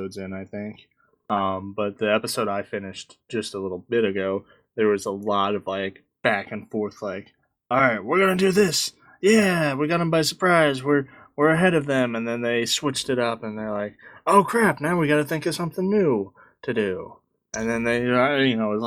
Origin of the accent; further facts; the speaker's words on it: United States; I'm American